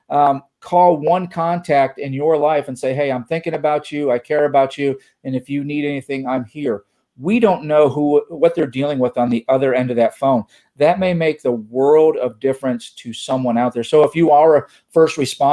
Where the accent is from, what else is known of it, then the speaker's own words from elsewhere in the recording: East Coast, United States; now in Texas, United States; I grew up on the East Coast. I am in the United States of Texas now